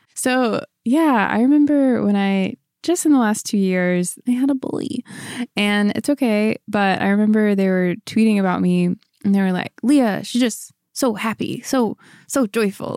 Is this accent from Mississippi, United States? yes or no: no; Ferguson, Missouri, United States; born or raised there; moved away as an adult; also born or lived in Orange County, California